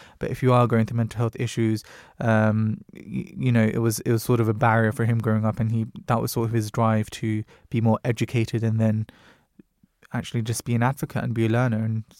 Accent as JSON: {"language": "English", "region": "London", "country": "United Kingdom", "said": "You know, you might remember as a Londoner"}